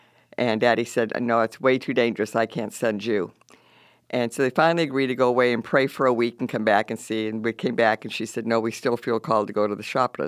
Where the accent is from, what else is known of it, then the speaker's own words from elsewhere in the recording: Peru; I was born in Peru, South America, grew up in the Amazonian River, in the dense jungle, and some of the fun things we got to do being missionary kids is we do alligator hunting